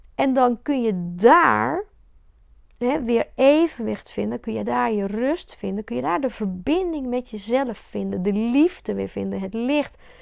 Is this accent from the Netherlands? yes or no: no; Belgium; ik ben in België opgegroeid met het hele katholieke gedoe